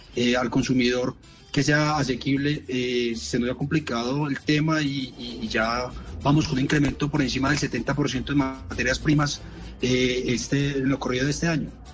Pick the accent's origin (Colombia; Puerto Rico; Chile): Colombia; Manizales, Caldas; accent: paisa; yo soy de Manizales